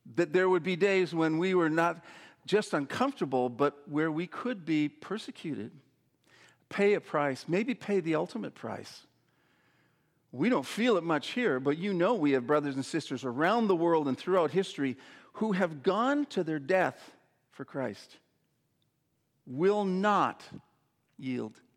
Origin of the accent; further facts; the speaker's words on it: Saskatoon, Saskatchewan, Canada; When I was a boy growing up in Saskatoon, Saskatchewan